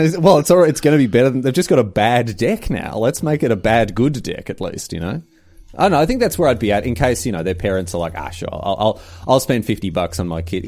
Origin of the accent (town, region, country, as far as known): Victoria, Australia